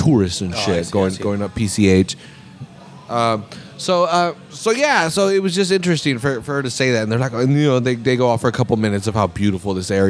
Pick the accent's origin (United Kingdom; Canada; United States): United States; Salinas, California; I'm from Monterey County or whatever, or from Salinas, and it's a small town